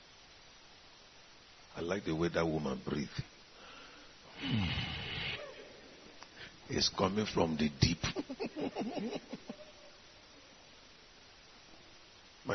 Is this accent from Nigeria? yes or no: yes; Nigeria; I came from Nigeria